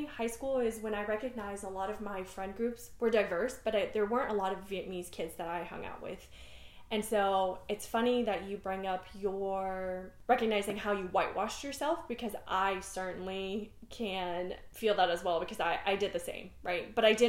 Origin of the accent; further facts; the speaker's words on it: Netherlands; first language Dutch; English is a second language; now in Texas, United States; I grew up in the Netherlands, trying to figure out, and I definitely was one of the few Asian kids in my school. But my primary language was Dutch.